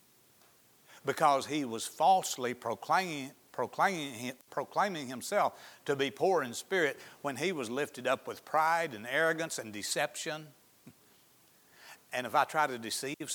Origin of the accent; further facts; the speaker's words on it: Izard County, Arkansas, United States; where I grew up in Izzard County